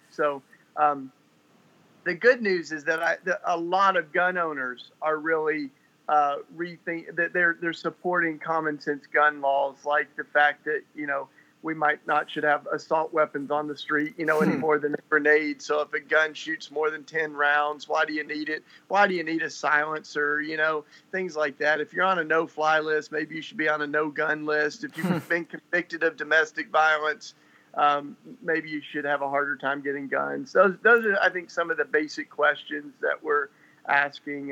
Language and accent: English; Tennessee, United States; now in Philadelphia, United States; I grew up in Tennessee.